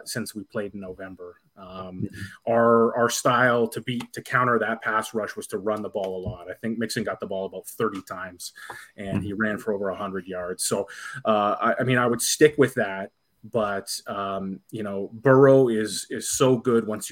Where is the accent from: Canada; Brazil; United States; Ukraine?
Canada; I'm Canadian